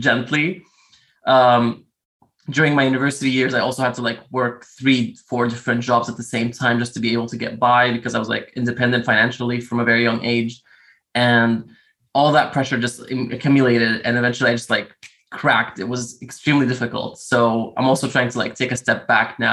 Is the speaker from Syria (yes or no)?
yes; Damascus, Damascus Governorate, Syria; now in Moscow, Russia; originally from Damascus, Syria, but I currently live in Moscow.